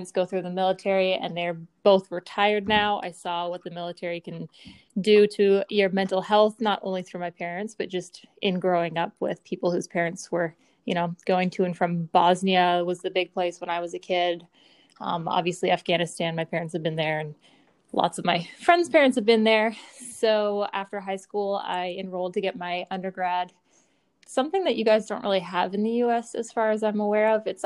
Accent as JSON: {"language": "English", "region": "Newfoundland and Labrador", "country": "Canada", "also_born_or_lived": "Eastern Canada", "said": "Short answer: I'm from Newfoundland, Canada. Long answer: I'm from all over Eastern Canada with my parents who were both in the Canadian Air Force."}